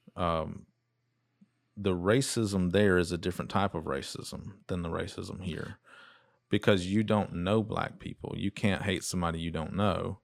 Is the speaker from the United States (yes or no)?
yes; United States; we're from Dodge County